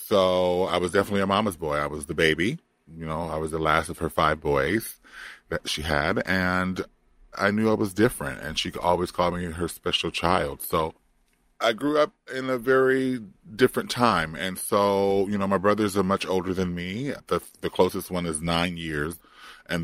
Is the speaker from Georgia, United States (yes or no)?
no; Compton, California, United States; moved away; also born or lived in Florida; I grew up in Compton. If you don't know where that is geographically, that is East Los Angeles County